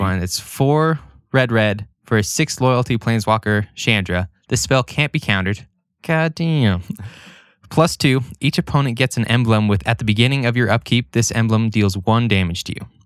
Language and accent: English; Idaho Falls, Idaho, United States; where we grew up in Idaho Falls.